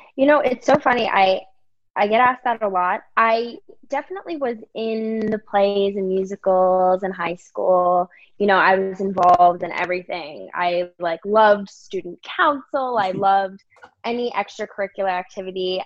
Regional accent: Virginia, United States; also born or lived in New York; now in California, United States; I am actually from Virginia

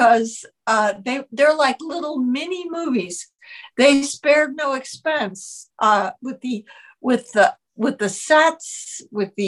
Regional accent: Oak Park, Illinois, United States; I was raised in a suburb of Chicago called Oak Park

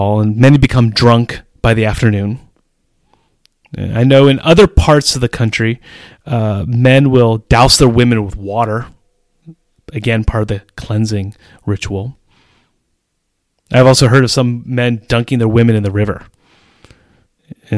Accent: United States; moved away as an adult; now in Czech Republic; how I grew up in the United States

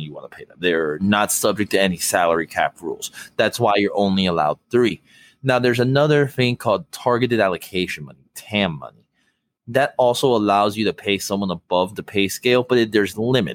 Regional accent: Miami, Florida, United States; Miami's still my hometown

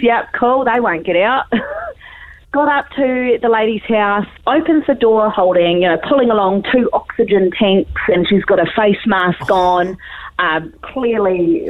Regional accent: Invercargill, Southland, New Zealand; I'm from Invercargill.

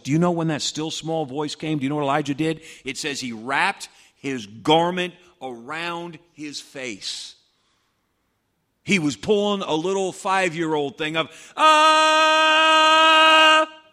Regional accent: United States; we as American Christians

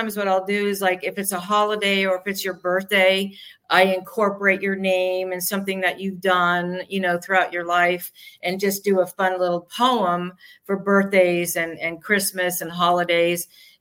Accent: New York, United States; moved away; I'm from New York

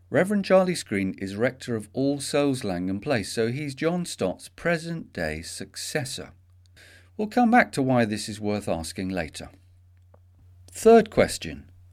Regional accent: England, United Kingdom; as we English call

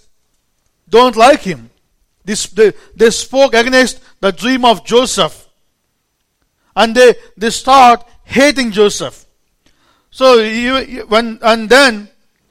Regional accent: India; accent: Indian; English is a second language; moved away; an Indian preacher

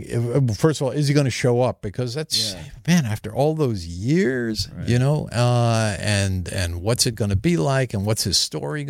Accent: New York, United States; also born or lived in New Jersey; I grew up in New York and New Jersey when my stepdad and mother divorced.

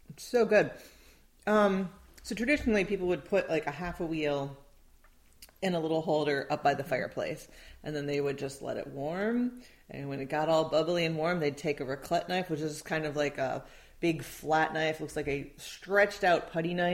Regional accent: Midwest, United States; I grew up in the Midwest.

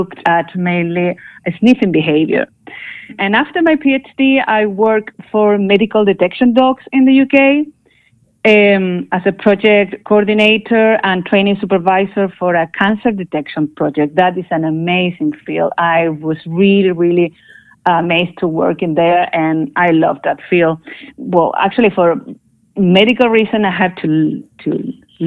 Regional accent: Chile; moved away; also born or lived in Barcelona, Spain; I'm from Chile, actually.

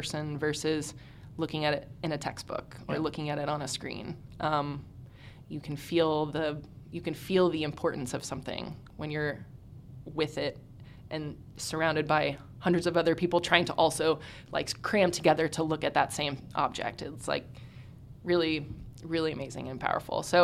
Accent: Houston, Texas, United States; I'm from Houston, Texas, born and raised

